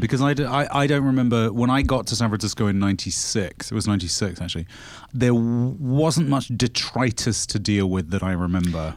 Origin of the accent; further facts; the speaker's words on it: United Kingdom; as a British person